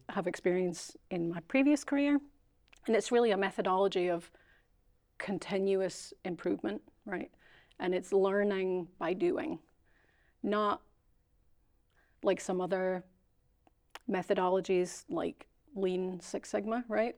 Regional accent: Scotland, United Kingdom; moved away; Being Scottish

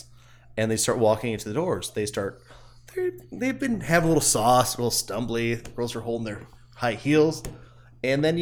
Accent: around Las Vegas, Nevada, United States; also born or lived in San Diego; we grew up around Vegas, and it's just nothing.

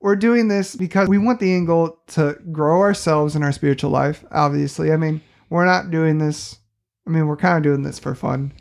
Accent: St. Louis, Missouri, United States; moved away as an adult; now in southwestern Missouri, United States; I grew up in Saint Louis, Missouri

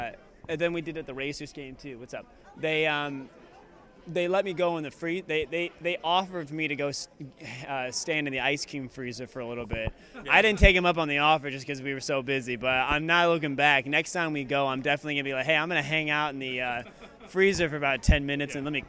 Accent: Akron, Ohio, United States; I'm from Akron, born and raised

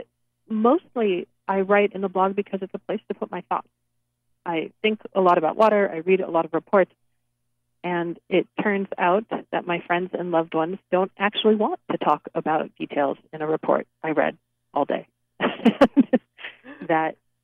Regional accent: Los Angeles, California, United States; I'm a native Californian. I did not grow up on a farm. I grew up in Los Angeles

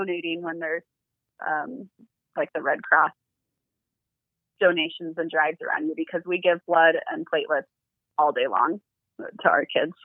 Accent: California, United States; moved away as an adult; also born or lived in Utah; now in Salt Lake City, United States; I am originally from California, but I stayed up in Utah after school

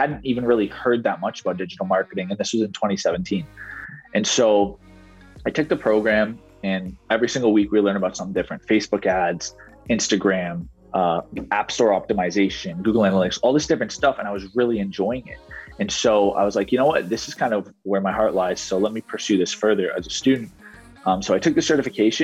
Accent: Ottawa, Ontario, Canada; I was born and raised here in Ottawa, Ontario, which is in Canada

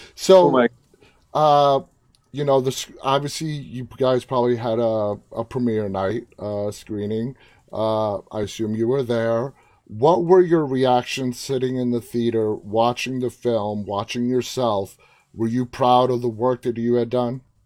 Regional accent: New York City, New York, United States; moved away; It's where I was born and raised, New York City

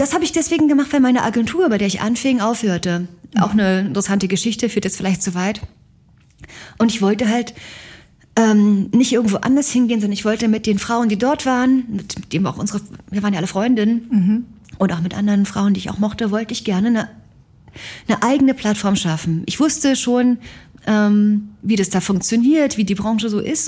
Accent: East Germany, Germany; ich bin aus Ost, Ostdeutschland

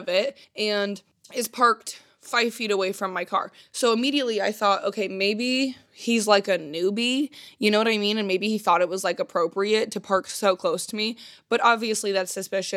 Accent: Indiana, United States; I'm from Indiana

